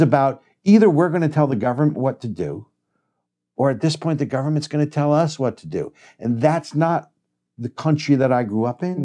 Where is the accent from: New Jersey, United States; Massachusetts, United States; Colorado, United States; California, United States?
New Jersey, United States; I'm from New Jersey